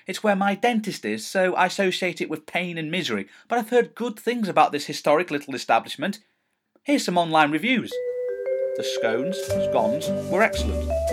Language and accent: English; Stafford, West Midlands, United Kingdom; I am proud to say I come from this town and I am proud to say that I come from Stafford